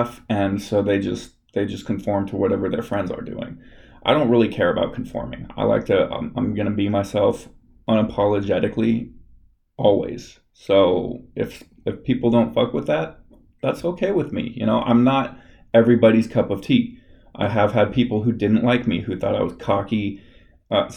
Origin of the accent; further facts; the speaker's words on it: Los Angeles, California, United States; I'm from Los Angeles, like, California area